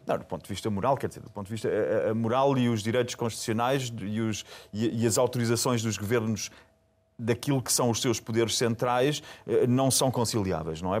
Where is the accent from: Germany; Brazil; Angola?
Germany; eu sou alemão